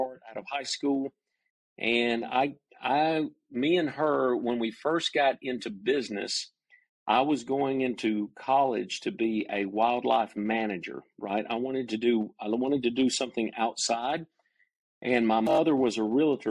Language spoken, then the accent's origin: English; Cumming, Georgia, United States; also born or lived in Dahlonega, Georgia; I grew up in North Georgia, in the mountains of North Georgia, in a little community called Cumming, Georgia.